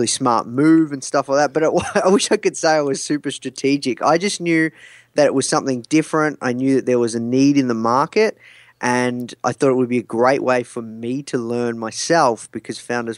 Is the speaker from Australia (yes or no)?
yes; Melbourne, Victoria, Australia; Yeah, I'm from Melbourne, Australia.